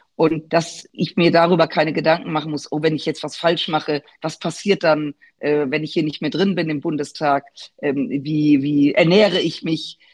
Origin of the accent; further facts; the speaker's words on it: Germany; als Deutsche, als Europäerinnen